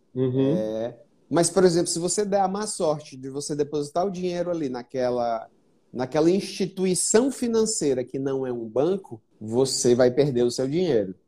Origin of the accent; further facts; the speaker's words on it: Fortaleza, Ceará, Brazil; eu sou de Fortaleza, nasci aqui e fiquei a grande parte da minha vida aqui